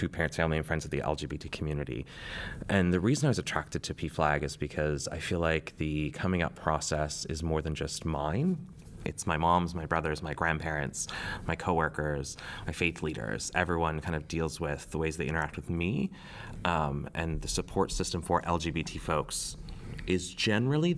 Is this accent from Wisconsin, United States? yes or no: yes; Wisconsin, United States; moved away as an adult; now in Washington, D.C., United States; I am from the Midwest, from Wisconsin, and growing up a young gay boy in Wisconsin